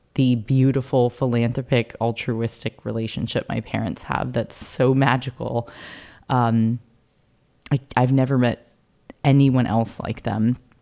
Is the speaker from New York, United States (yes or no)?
no; Carlsbad, California, United States; I grew up in Carlsbad, California, to a Polish-American father and a Japanese mother.